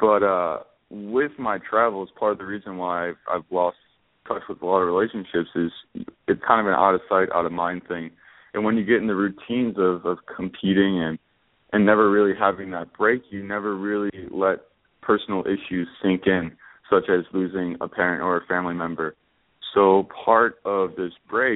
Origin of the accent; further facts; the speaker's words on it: West Seneca, New York, United States; I'm back in my hometown of West Seneca, New York.